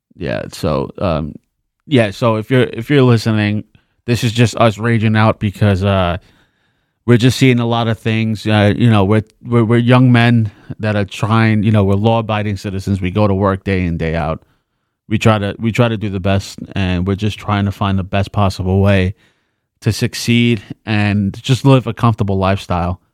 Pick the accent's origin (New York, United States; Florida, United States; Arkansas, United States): New York, United States; New York City; I'm from the Bronx too